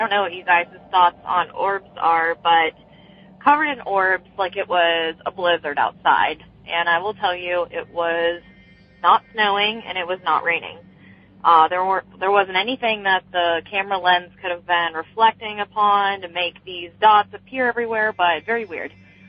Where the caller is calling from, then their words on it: Beaver, Pennsylvania, United States; I'm calling from Beaver, Pennsylvania